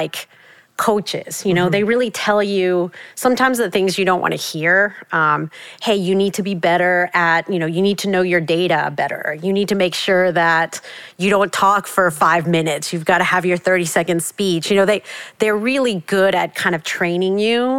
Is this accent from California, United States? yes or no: no; South Texas, United States; also born or lived in Mexico City, Mexico; coming to the States as a Mexican immigrant and, you know, growing up in South Texas